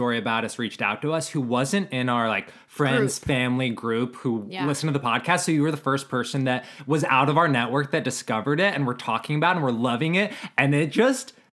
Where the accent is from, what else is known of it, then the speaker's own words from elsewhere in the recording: Montana, United States; we are both from Montana. We grew up in separate towns